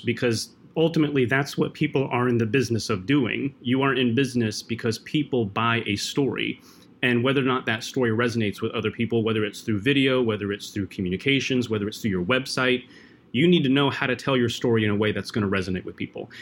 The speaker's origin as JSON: {"language": "English", "town": "Fargo", "region": "North Dakota", "country": "United States", "tie": "born or raised there", "also_born_or_lived": "Philippines", "moved": "yes", "said": "I grew up in Fargo, North Dakota."}